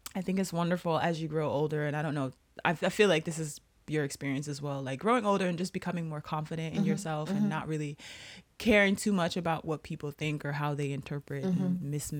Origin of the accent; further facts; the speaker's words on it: United States; we are American and we've been there forever